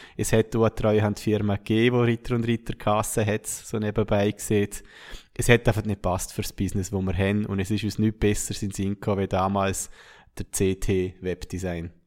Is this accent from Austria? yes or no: no; Schaan, Liechtenstein; wir sind kein Jahr danach auf Schaan gezogen, meine Heimatgemeinde